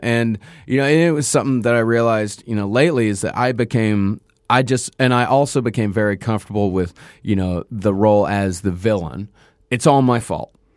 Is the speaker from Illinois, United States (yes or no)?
no; Texas, United States; growing up in Texas